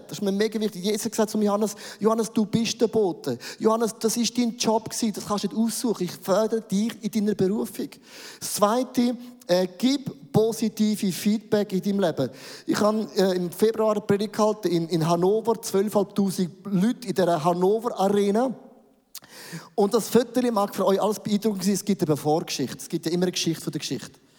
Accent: Buchs, St. Gallen, Switzerland; now in Zürich, Switzerland; Ich, ich bin aufgewachsen in Bug, St. Gallen. Die schönsten drei Berge gibt es dort.

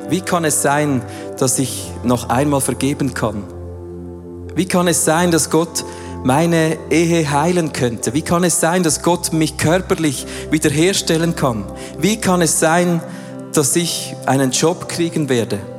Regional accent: Switzerland; Wir haben es zum Teil noch gerne, vor allem als Schweizer, wenn alles schön der Reihe nach aufgegliedert ist und wir wissen von Punkt A zu Punkt B, oder?

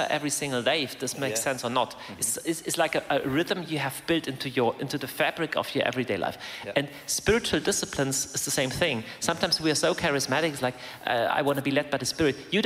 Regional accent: Germany; The place I grew up there in Germany, there is a monastery that was founded in 766 AD

